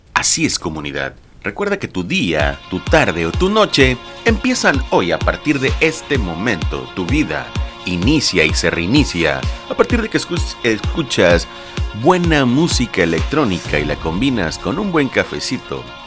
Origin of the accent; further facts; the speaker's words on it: Lerdo de Tejada, Veracruz, Mexico; Yo soy nacido en Ciudad Lerdo de Tejada, Veracruz